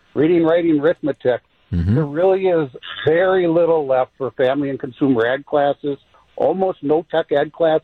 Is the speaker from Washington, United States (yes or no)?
no; Sheboygan, Wisconsin, United States; now in Cedarburg, United States; after 32 years working in MPS and also growing up in Sheboygan, and living out here in Cedarburg